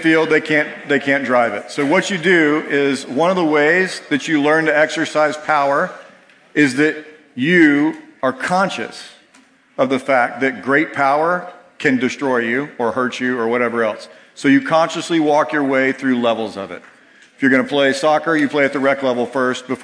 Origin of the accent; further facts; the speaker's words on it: Georgia, United States; moved away; I grew up in Georgia